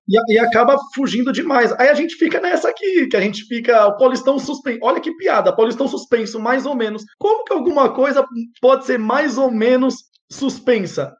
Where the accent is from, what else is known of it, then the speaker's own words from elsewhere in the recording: Santo André, São Paulo, Brazil; Eu sou de Santo André